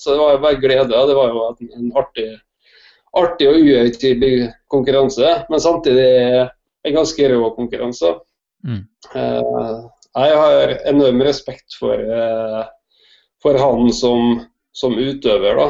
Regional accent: Molde, Møre og Romsdal, Norway; moved away as an adult; also born or lived in Oslo; jeg er født i Molde eh, og oppvokst i Molde på et gårdsbruk

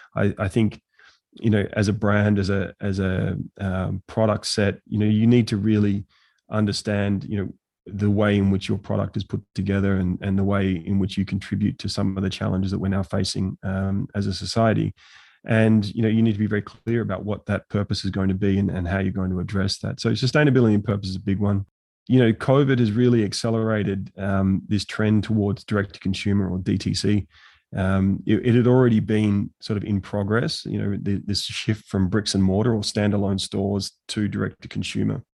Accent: Australia; now in Abu Dhabi, United Arab Emirates; I'm from Australia

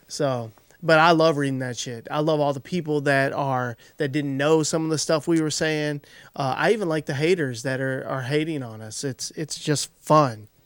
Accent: Kentucky, United States; I'm from Kentucky.

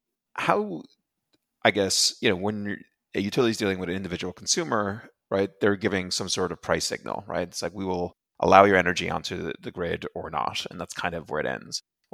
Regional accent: Ireland; also born or lived in Europe; You know, I'm originally from Ireland, grew up mostly in Europe.

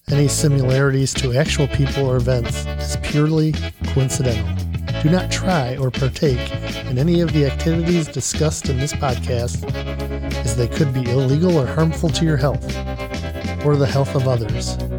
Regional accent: Michigan, United States

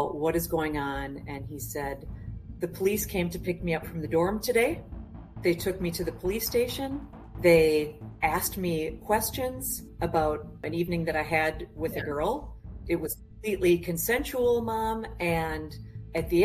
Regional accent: Minnesota, United States; I'm from Minnesota

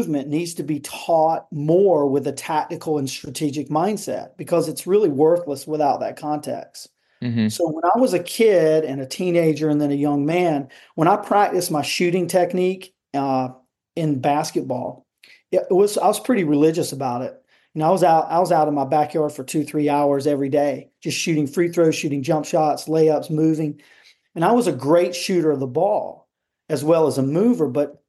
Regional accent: Cary, North Carolina, United States; college tennis at North Carolina State here in Raleigh, North Carolina. And that's where we're from Cary.

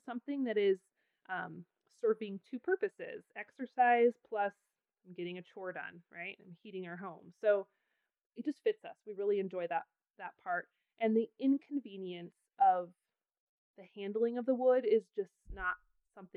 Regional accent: Pacific Northwest, United States; now in Wyoming, United States; I grew up in the Pacific Northwest where it's wet and soggy all winter

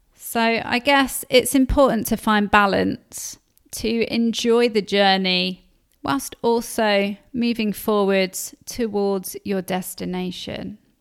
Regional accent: Leicester, East Midlands, United Kingdom; I grew up in Leicester

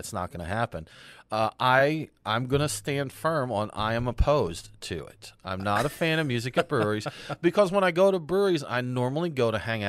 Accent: Woodstock, Georgia, United States; which they're their home is in my hometown, Woodstock, Georgia.

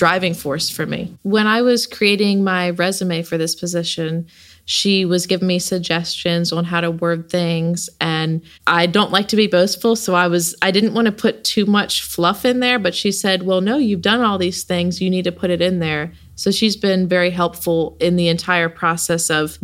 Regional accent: Salisbury, Maryland, United States; I grew up right here in Salisbury, Maryland

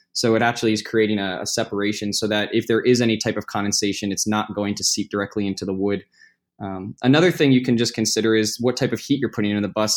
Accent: New Jersey, United States; I grew up in Jersey

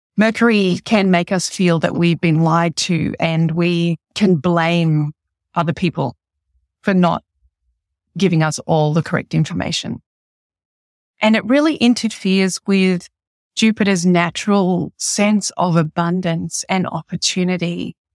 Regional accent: Australia; as an Australian

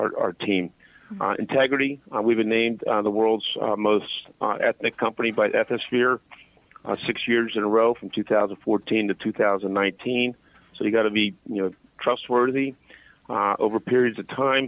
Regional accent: Philadelphia, Pennsylvania, United States; I'm from Philadelphia

